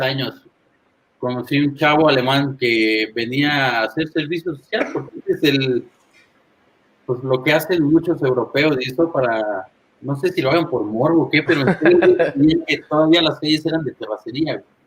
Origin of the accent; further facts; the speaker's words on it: Toluca, State of Mexico, Mexico; also born or lived in Monterrey / Cadereyta; Yo nací en Monterrey, pero soy de Toluca.